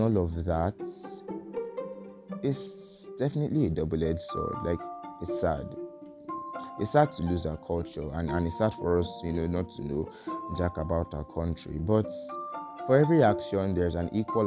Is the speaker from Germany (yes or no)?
no; Nigeria